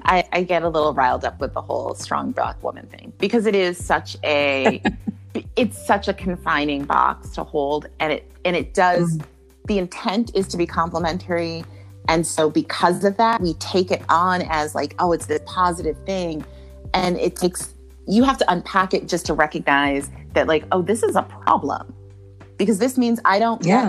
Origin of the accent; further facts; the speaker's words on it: Jamaica; I'm Jamaican